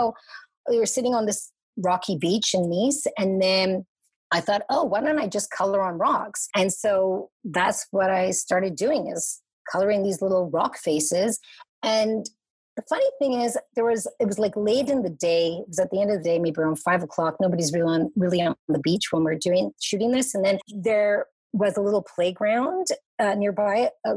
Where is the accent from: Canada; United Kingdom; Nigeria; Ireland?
Canada; Montreal, Quebec; moved away as an adult; now in Toronto, Canada; I was raised in Montreal